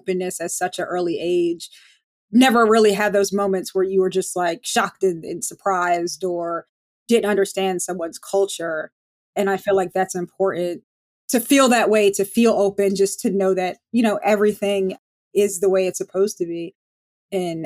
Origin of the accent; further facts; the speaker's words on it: Montclair, New Jersey, United States; I grew up in Montclair, New Jersey, born and raised, I guess, Jersey girl